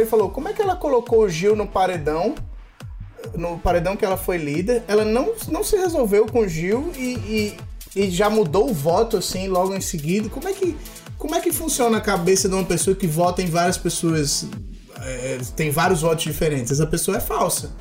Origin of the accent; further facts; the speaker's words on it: Northeast Region, Brazil; eu sou nordestino